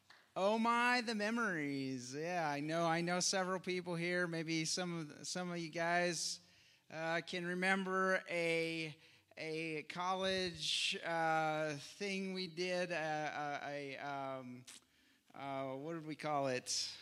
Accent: McCook, Nebraska, United States; So we are from McCook. I don't know, did we say that? Not too far away

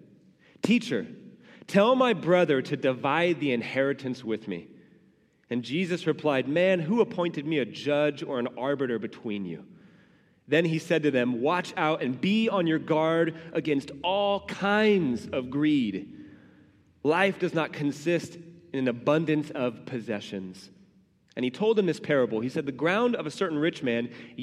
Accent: United States; as American Christians

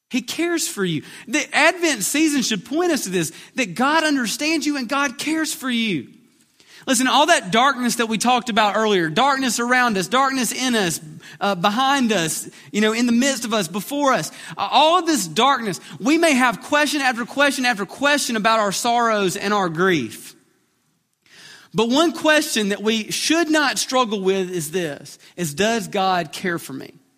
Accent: Alabama, United States; we're from Alabama

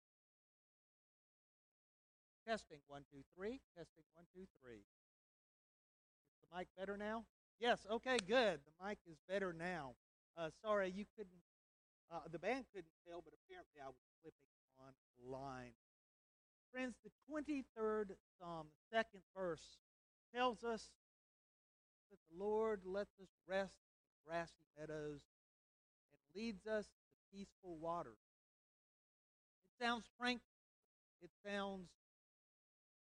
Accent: United States; our laws that we live under as American citizens

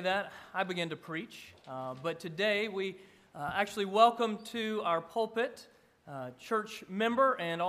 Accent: Georgia, United States; accent: Georgia; moved away; mine's from Georgia.

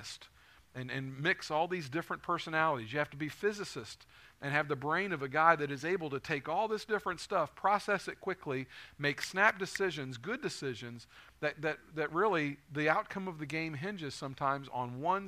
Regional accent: Northern Kentucky, United States; I grew up in Northern Kentucky, so I'm a UK fan

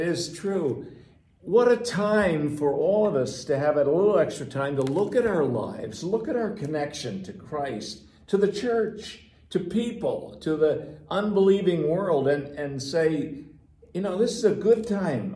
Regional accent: New Jersey, United States; I'm from New Jersey

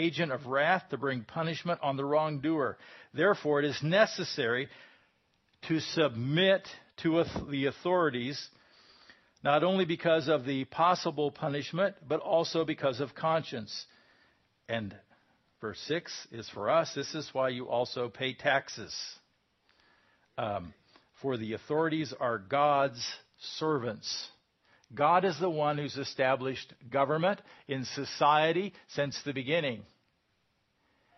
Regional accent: United States

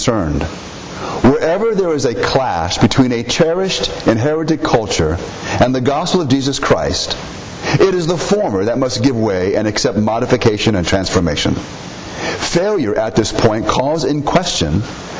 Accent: United States; we are Americans

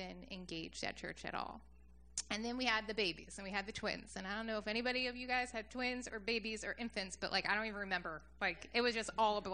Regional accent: Beachwood, New Jersey, United States; Jersey is really where I grew up. I grew up in Ocean County, so kind of by Seaside.

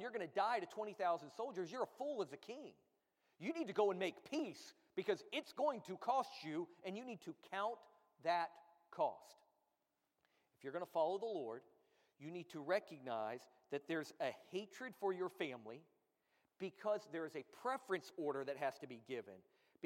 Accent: United States; being American

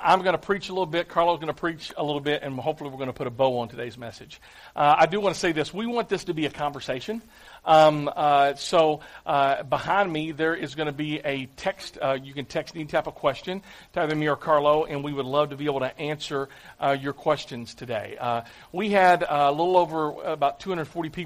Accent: Clarksville, United States; I'm from Clarksville.

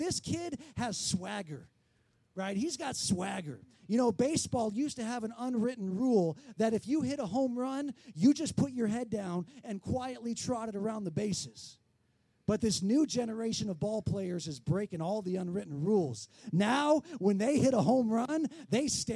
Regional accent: San Diego, California, United States; I grew up in San Diego

